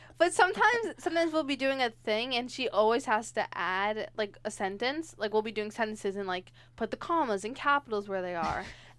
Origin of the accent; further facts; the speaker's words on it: New York, United States; we're from New York, if you didn't know that, me and Pam.